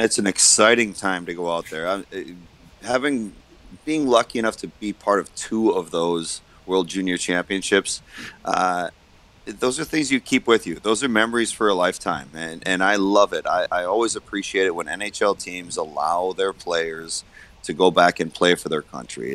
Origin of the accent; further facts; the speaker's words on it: United States; as an American